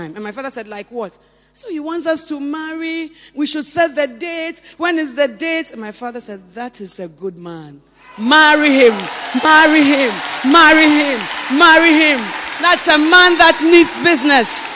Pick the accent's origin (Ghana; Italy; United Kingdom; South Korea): Ghana; Western Region; I came from the Western region.